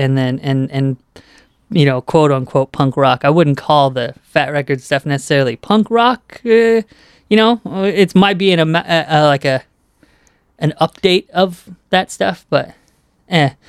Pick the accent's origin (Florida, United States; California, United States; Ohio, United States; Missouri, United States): California, United States; Southern; I grew up in Southern California